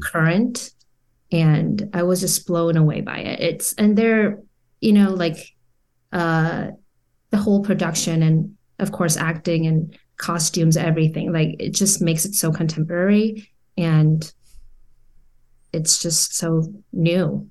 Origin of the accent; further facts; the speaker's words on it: South Korea; moved away as an adult; now in Orange County, United States; I was born and raised in Korea all my life until two thousand twelve